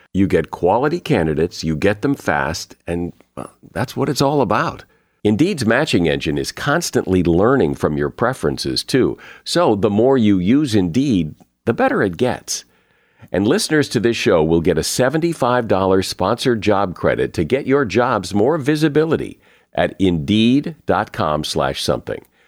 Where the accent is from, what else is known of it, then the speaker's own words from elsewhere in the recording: Connecticut, United States; I grew up in the Northeast in Connecticut